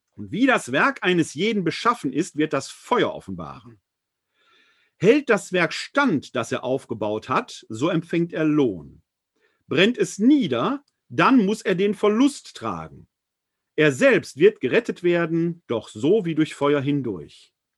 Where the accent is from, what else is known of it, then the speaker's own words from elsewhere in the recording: Essen, North Rhine-Westphalia, Germany; Ich und mein Bruder haben damals in Essen, meiner Heimatstadt, vor dem, vor der Wohnung meiner Großmutter Fußball gespielt